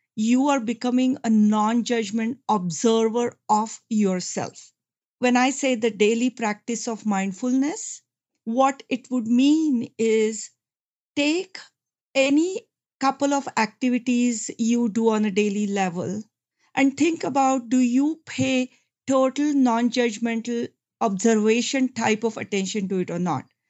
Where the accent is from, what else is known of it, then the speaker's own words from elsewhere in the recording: India; moved away as an adult; I come from India. I came to this country about thirty years ago.